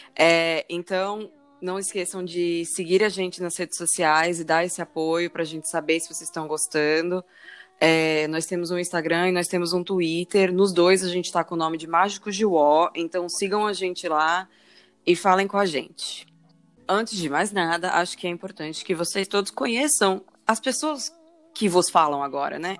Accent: Natal, Rio Grande do Norte, Brazil; also born or lived in São Paulo; eu sou nascida em São Paulo, cresci grande parte da minha vida em Natal

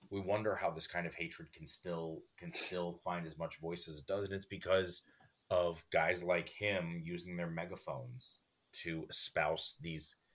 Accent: Port Washington, New York, United States; because I grew up in Port Washington with so many Jewish friends.

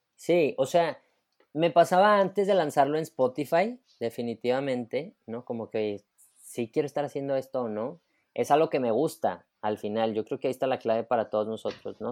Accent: Monterrey, Nuevo León, Mexico; soy regio, soy de Monterrey

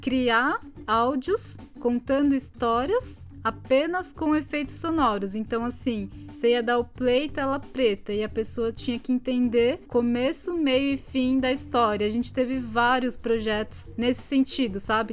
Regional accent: São Bernardo do Campo, São Paulo, Brazil; moved away; Eu sou de São Bernardo do Campo, eu falo porta, portão.

